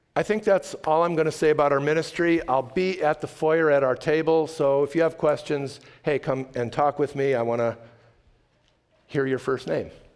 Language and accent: English; Chicago, Illinois, United States; I was raised in the Chicago area in a conservative synagogue